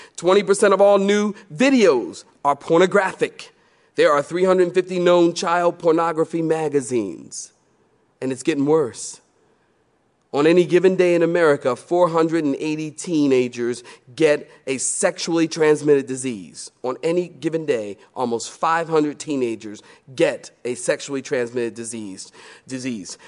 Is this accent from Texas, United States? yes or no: no; Philadelphia, Pennsylvania, United States; now in Research Triangle, North Carolina, United States; I'm from Philly